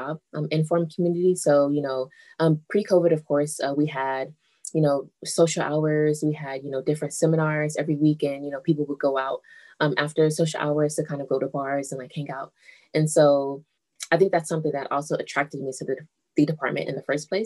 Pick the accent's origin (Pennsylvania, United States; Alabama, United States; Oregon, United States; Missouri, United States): Missouri, United States; Kansas City; moved away as an adult; also born or lived in Southern California; now in Ithaca, United States; I grew up in Kansas City, Missouri